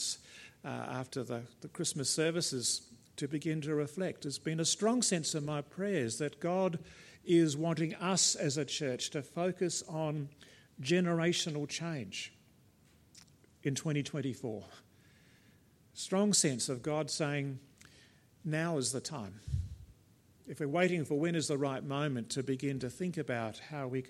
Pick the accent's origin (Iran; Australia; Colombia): Australia; South Australia; being South Australian